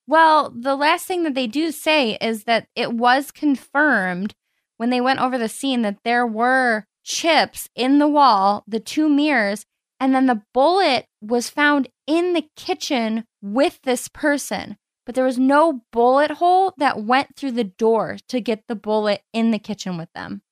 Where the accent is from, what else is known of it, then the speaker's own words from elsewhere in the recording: Cleveland, Ohio, United States; accent: Cleveland; my Cleveland accent